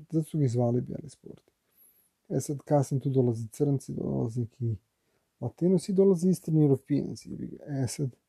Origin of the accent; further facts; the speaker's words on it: Belgrade, Serbia; ja sam iz Beograda, ja, Srbija